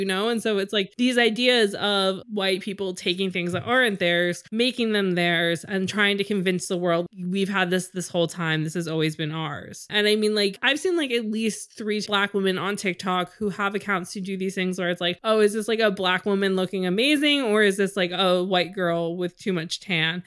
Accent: United States; we're American

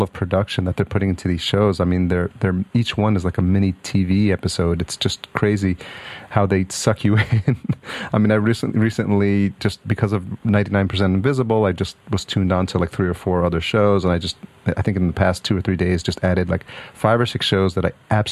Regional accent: New York, United States; also born or lived in Syracuse; I grew up in New York

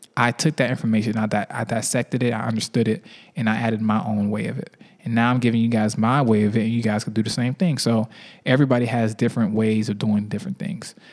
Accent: Miami, Florida, United States; now in Atlanta, United States; I'm from Miami

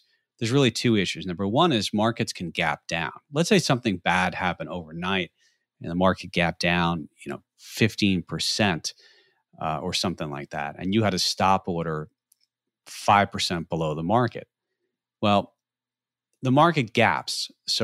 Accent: United States; We are from the East Coast, New York, New Jersey

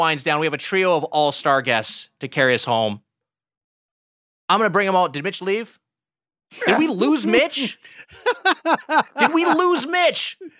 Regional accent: Southern California, United States; me growing up in Southern California

